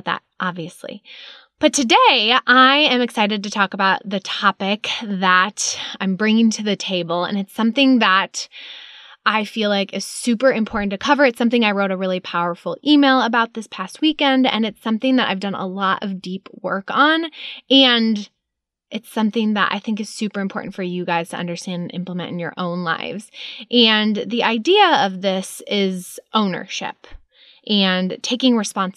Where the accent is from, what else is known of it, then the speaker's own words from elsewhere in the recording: Chicago suburbs, Illinois, United States; moved away; I grew up in Chicago suburbs